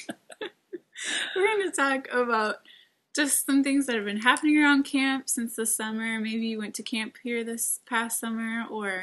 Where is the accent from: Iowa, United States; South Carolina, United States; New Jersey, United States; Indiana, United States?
Iowa, United States; Lake Mills; moved away as an adult; also born or lived in Sioux Falls, South Dakota; I also grew up in Iowa. Lake Mills, Iowa